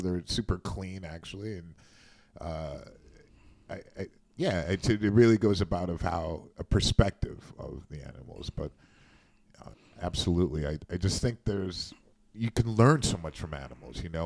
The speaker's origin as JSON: {"language": "English", "region": "Midwest", "country": "United States", "tie": "born or raised there", "said": "I grew up in the Midwest"}